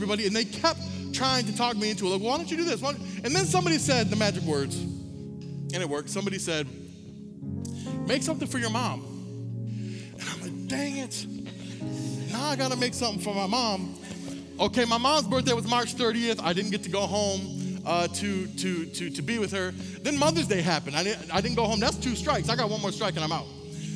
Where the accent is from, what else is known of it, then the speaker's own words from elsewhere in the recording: Saginaw, Michigan, United States; I'm from Saginaw, Michigan. It's where I was born. It's where I'm from. It's where I grew up.